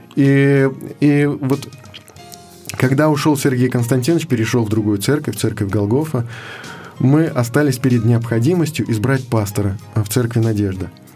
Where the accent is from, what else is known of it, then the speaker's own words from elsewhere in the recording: Moscow, Russia; я родился в Москве, в семье неверующих людей